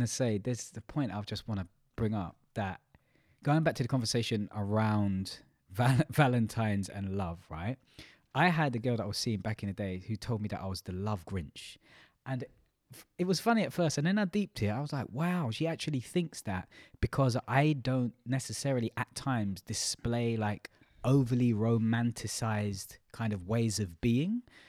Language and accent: English; United Kingdom; we as in British culture, British people.